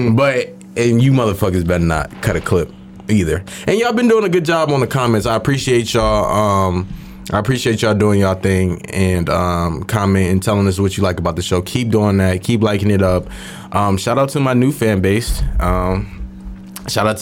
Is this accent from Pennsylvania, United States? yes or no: yes; Philadelphia, Pennsylvania, United States; moved away; I'm from Philadelphia